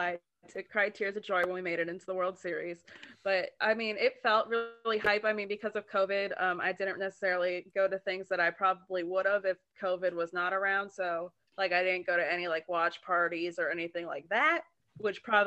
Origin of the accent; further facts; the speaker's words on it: Braves country, Southeastern United States, United States; growing up in Braves country